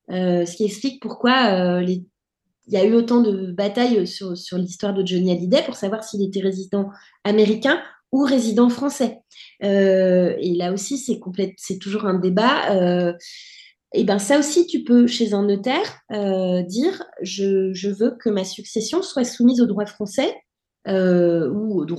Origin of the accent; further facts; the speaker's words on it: France; now in United States; Mon mari est français, je suis française aussi, et je me suis mariée en 2011.